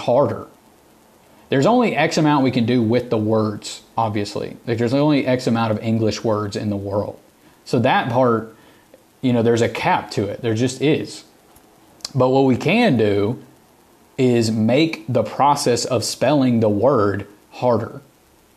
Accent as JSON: {"language": "English", "region": "the South", "country": "United States", "tie": "born or raised there", "accent": "Southern", "said": "I grew up in the South, and I have a Southern accent"}